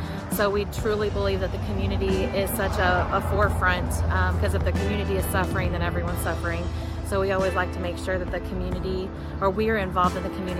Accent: Mount Juliet, Tennessee, United States; I grew up in Mount Juliet. I moved here when I was in fifth grade.

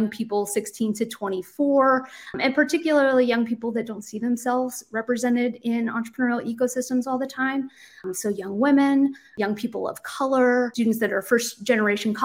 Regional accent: Indiana, United States; moved away as an adult; now in Boston, United States; My origins and kind of where I grew up is in a very rural community in Indiana. So I'm from the Midwest

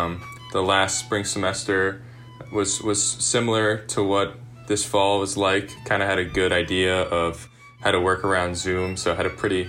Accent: Stamford, Connecticut, United States; I take the HE series. I'm from Stamford, Connecticut, and I am the class of 2023 in Leverett House.

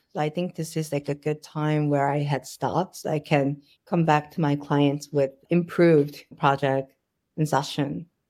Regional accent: Ohio, United States; also born or lived in New York; now in Seoul, South Korea; I didn't realize that's what I grew up with in Ohio. And then Ohio, Lake Erie, and then it has the biggest national park.

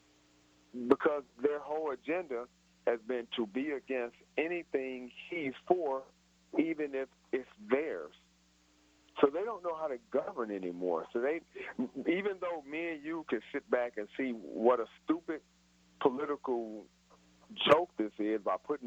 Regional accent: Chicago, Illinois, United States; now in Nashville, United States; I'm a Yankee myself. I'm from Chicago

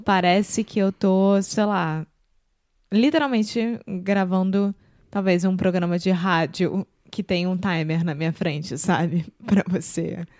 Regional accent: Rio de Janeiro, Brazil; now in Porto, Portugal; Eu sou brasileira, carioca do Rio de Janeiro

